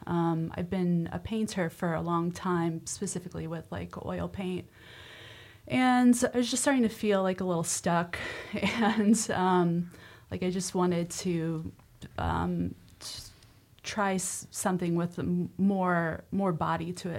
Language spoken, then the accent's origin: English; Nebraska, United States; moved away; growing up in Nebraska